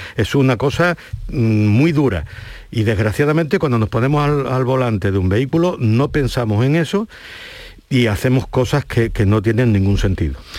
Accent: Huelva, Andalusia, Spain; also born or lived in Ceuta; Yo nací en Ceuta, me crié en Huelva y estoy aquí

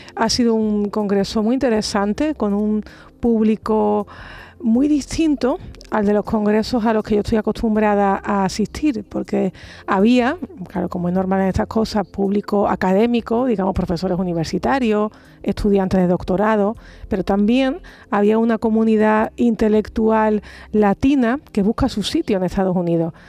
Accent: Andalusia, Spain; como andaluza, me siento muy orgullosa

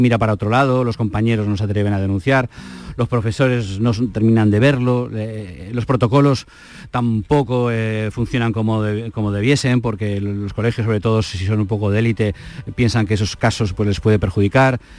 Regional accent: Basque Country, Spain; also born or lived in Andalusia; now in Santander, Spain; yo soy vasco

